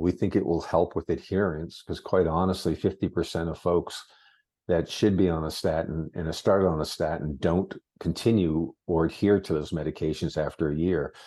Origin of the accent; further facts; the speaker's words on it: Massachusetts, United States; moved away; also born or lived in Concord, New Hampshire; I grew up in Massachusetts